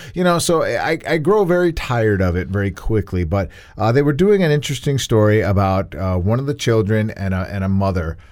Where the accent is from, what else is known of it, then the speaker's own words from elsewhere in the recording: United States; I am proud to be an American